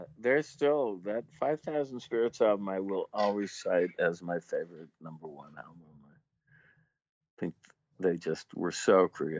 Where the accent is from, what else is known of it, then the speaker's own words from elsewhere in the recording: Syracuse, New York, United States; moved away; Syracuse, New York, which is about 6 hours north of Manhattan.